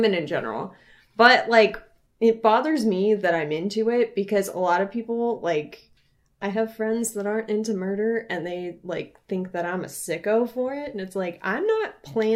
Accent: Arizona, United States; my home state of Arizona

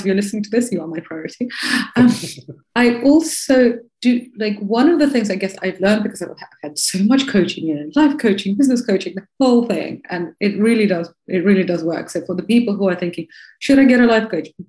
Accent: Moscow, Russia; moved away; also born or lived in Bristol, United Kingdom / Chicago, United States; I'm from Moscow.

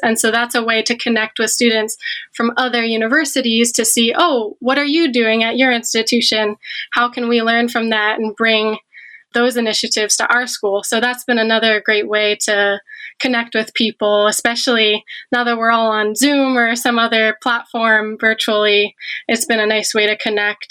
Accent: Media, Pennsylvania, United States; moved away as an adult; now in Michigan, United States; I'm from the Philadelphia area, a suburb of Philly called Media.

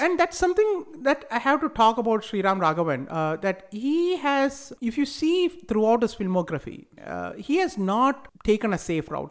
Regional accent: India; moved away; also born or lived in United States; growing up in India

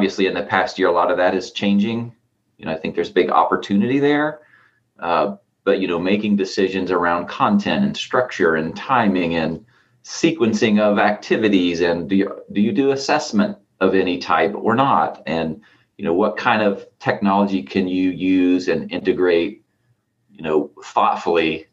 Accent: Southern Ohio, United States; now in Columbus, United States; I grew up actually in Southern Ohio. I tell everybody I had sort of 1 foot in and 1 foot out of Appalachia

